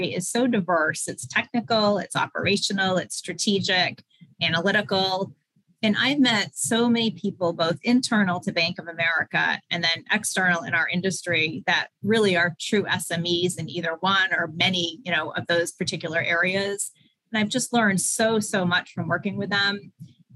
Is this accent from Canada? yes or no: no; Maine, United States; moved away as an adult; also born or lived in Pennsylvania; I had grown up in Maine. I went to college in Maine.